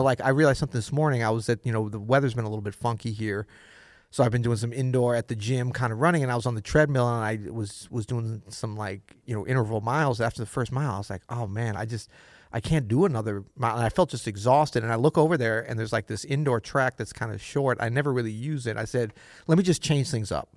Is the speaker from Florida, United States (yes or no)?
yes; Florida, United States; Florida, what you know about Florida? My home state